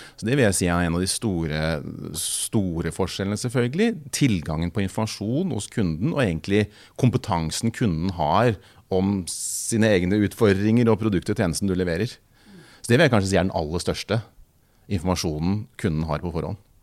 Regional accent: Kongsberg, Buskerud, Norway; Kjørte rundt på moped i Kongsberg, der jeg kommer fra, og banka dør og solgte på dør

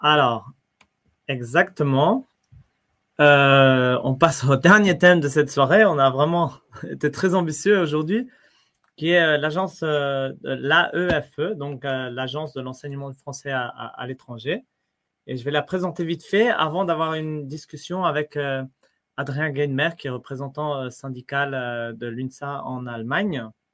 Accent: France; moved away; en tant que Français, non, pour nous, c'est un principe, l'école gratuite, laïque, obligatoire. On apprend ça tout petit.

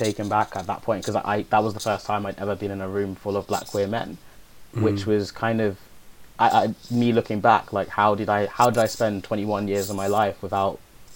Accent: London, United Kingdom; I grew up in Hackney.

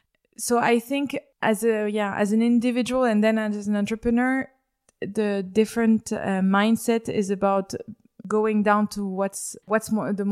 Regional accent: Paris, Île-de-France, France; moved away; So I was born in Paris and I grew up in Paris.

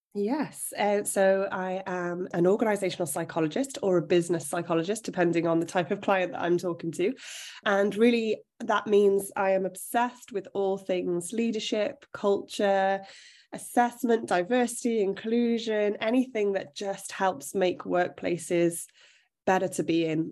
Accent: South Wales, United Kingdom; So I'm from South Wales, which is an area that isn't, depending on what you do, but in most career spaces isn't steeped in opportunity

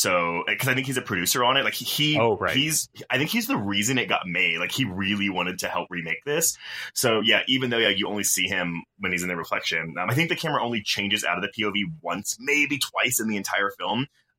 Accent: Texas, United States; moved away

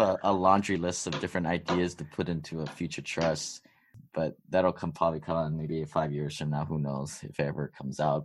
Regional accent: Hawaii, United States; me growing up in Hawaii, of all places, there's a big wealth divide here

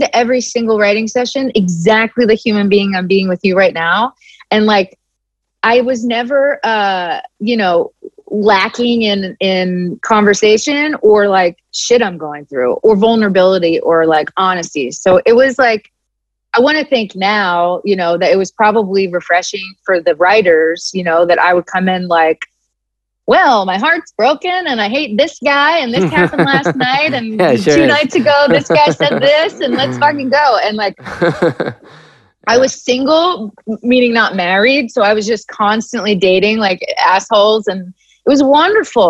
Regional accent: Philadelphia, Pennsylvania, United States; I'm from Philly and I'm Italian

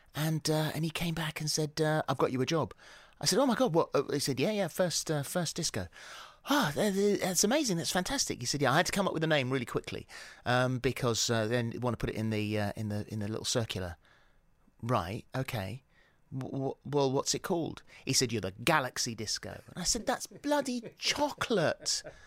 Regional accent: England, United Kingdom; accent: English; moved away as an adult; also born or lived in New Zealand; I was too English

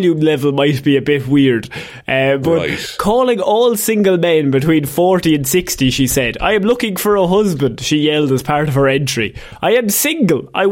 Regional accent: Ireland

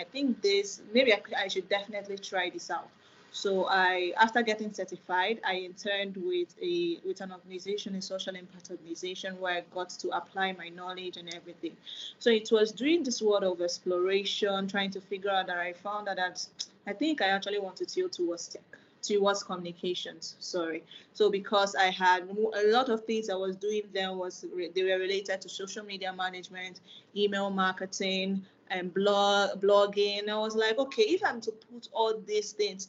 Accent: Nigeria; I'm a Nigerian

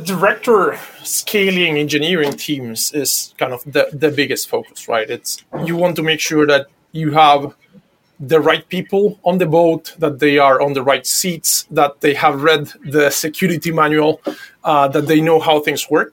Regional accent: Buenos Aires, Argentina; I'm from Buenos Aires, Argentina.

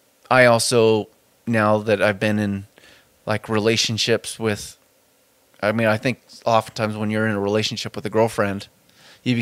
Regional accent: United States; I am an American

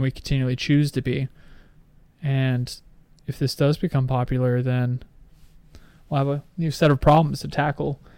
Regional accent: United States; as American

